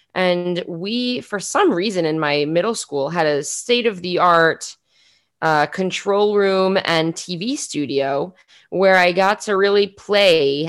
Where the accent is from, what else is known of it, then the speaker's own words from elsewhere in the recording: New York City, New York, United States; moved away as an adult; now in Israel; I am from South Queens, New York City. Uh, I've been living in Israel for somewhere between two and three years